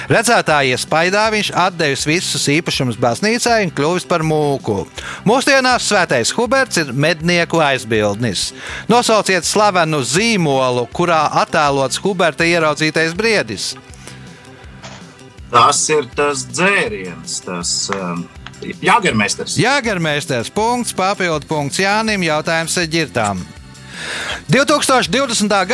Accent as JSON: {"language": "Latvian", "town": "Valmiera", "region": "Valmiera Municipality", "country": "Latvia", "moved": "yes", "lives_now": "Riga, Latvia", "said": "es pats esmu no Valmieras"}